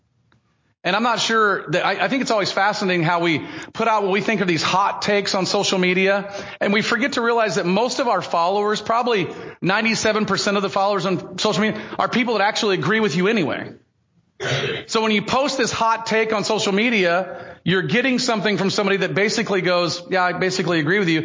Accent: United States; my American status as a American citizen

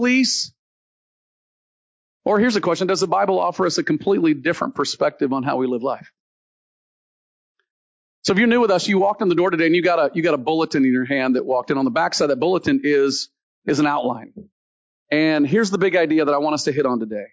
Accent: Deep South, United States; The area I grew up in the Deep South

